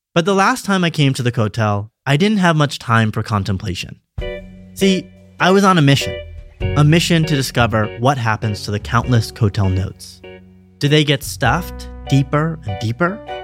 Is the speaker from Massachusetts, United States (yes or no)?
yes; Western Massachusetts, United States; moved away as an adult; now in Israel; Growing up in the States